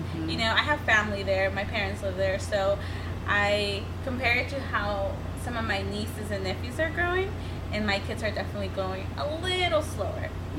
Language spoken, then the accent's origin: English; San Bernardino, California, United States; moved away as an adult; also born or lived in Santa Barbara; I am from San Bernardino.